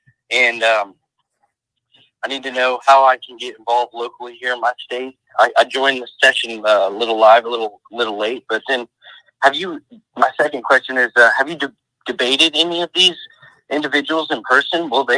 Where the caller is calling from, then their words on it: Tulsa, Oklahoma, United States; I'm calling from Tulsa, Oklahoma.